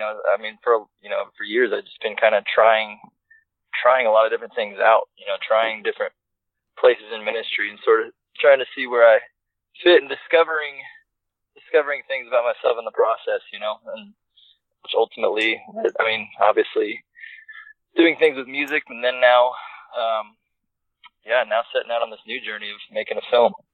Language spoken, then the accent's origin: English; suburbs of Atlanta, Georgia, United States; I started youth pastoring at a church in my hometown, which is, you know, the suburbs of Atlanta